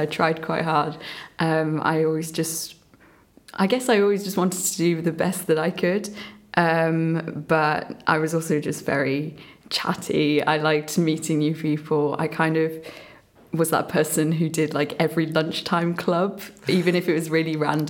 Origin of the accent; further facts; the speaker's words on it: England, United Kingdom; also born or lived in Myanmar; Yeah, so I guess starting from the beginning as well, I was born in Burma, and I grew up with my grandparents for the first few years there. My parents started their life here in England, and I moved over when I was quite young. I was like 3.